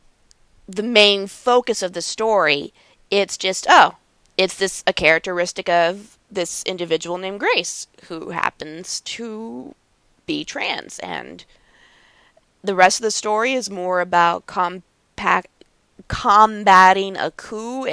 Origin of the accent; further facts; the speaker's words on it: United States; we're both American kids